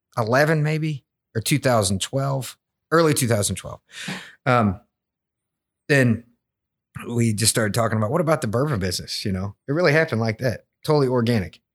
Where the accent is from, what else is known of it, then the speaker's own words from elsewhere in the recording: Woodford County, Kentucky, United States; I grew up in Woodford County